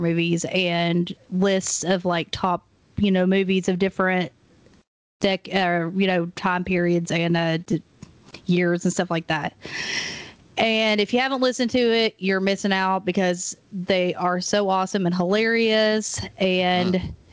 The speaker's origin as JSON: {"language": "English", "town": "Maryville", "region": "Tennessee", "country": "United States", "moved": "yes", "lives_now": "Knoxville, United States", "said": "we're both from Maryville"}